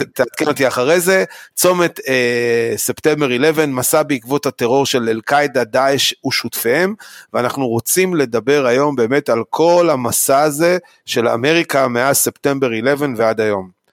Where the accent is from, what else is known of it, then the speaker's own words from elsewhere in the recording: Israel; אני כישראלי